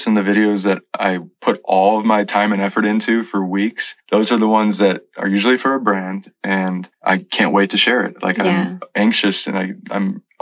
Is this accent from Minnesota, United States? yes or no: no; Missouri, United States; moved away as an adult; now in California, United States; My profile says Missouri raised, California amazed